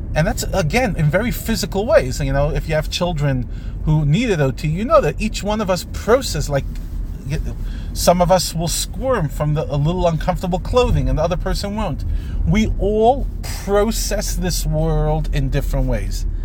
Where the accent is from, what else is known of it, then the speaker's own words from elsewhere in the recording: United States; I'm an American